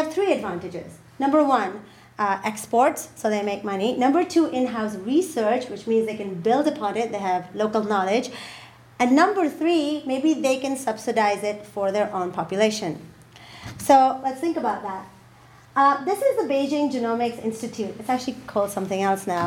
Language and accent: English; Pakistan; I come from Pakistan.